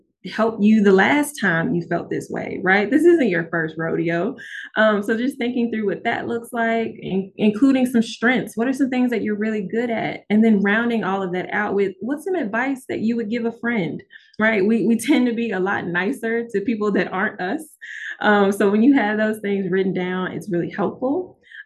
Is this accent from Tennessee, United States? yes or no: yes; Memphis, Tennessee, United States; now in Oxford, United States; I'm from Memphis